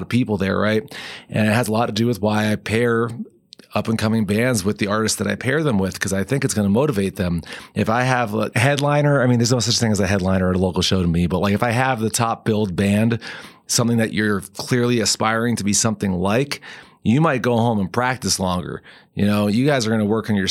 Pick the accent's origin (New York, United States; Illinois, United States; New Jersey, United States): New Jersey, United States; now in Colorado, United States; growing up in North Jersey